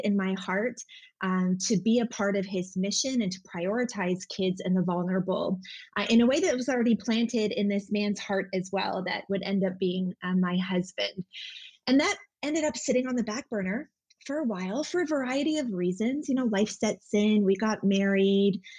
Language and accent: English; Niagara, Ontario, Canada; now in London, Canada; I was born and raised in Niagara.